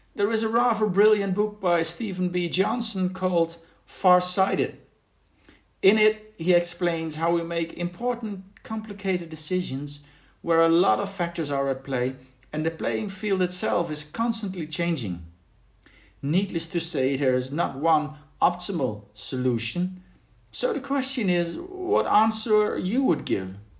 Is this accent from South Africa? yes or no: no; Berlin, Germany; my hometown of Berlin